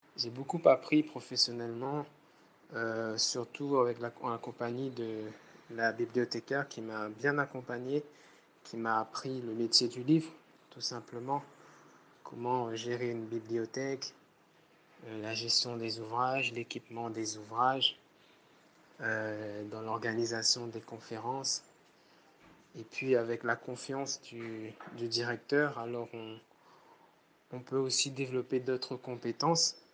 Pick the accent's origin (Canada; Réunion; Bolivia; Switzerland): Réunion; par rapport à la Réunion, ici, on est réputé pour ça, pour le savoir vivre ensemble